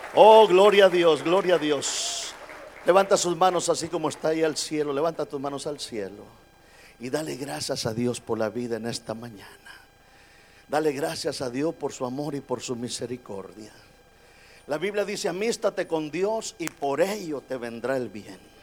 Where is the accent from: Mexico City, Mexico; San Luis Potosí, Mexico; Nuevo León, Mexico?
Nuevo León, Mexico; Monterrey; now in United States; yo soy de Monterrey, México